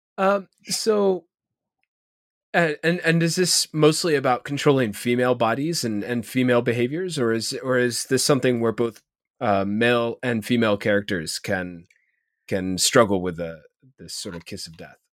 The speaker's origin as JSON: {"language": "English", "region": "Ohio", "country": "United States", "said": "as an Ohio in myself"}